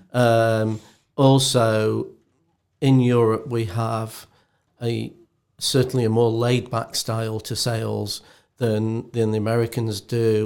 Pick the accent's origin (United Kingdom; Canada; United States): United Kingdom; England; being English as we are